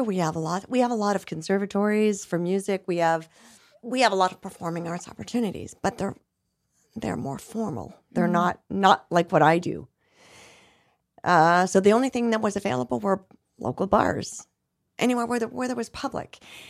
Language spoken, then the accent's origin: English; Canada; Yes, I'm Canadian.